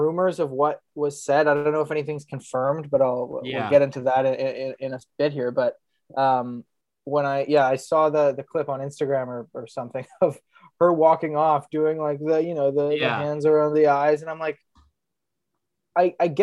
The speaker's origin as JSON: {"language": "English", "country": "Canada", "said": "as a Canadian"}